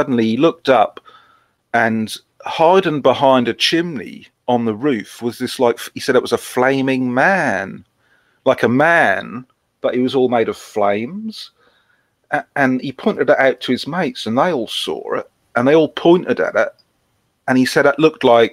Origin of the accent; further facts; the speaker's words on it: Norfolk, East of England, United Kingdom; I am from Norfolk